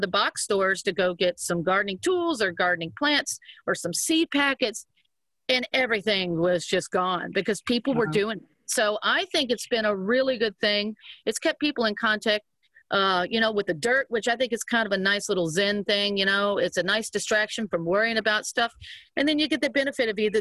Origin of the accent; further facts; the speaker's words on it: Cajun, Louisiana, United States; we're Cajun